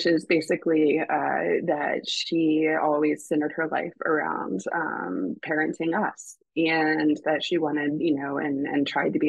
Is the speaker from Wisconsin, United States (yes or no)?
no; Raleigh, North Carolina, United States; We were living in Raleigh. I grew up in Raleigh